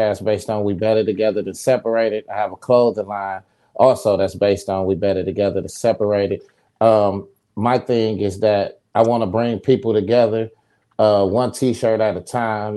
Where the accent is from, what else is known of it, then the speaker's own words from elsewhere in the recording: Saginaw, Michigan, United States; moved away as an adult; also born or lived in Atlanta, Georgia; I'm from Saginaw, Michigan. You know, I'm from the ghetto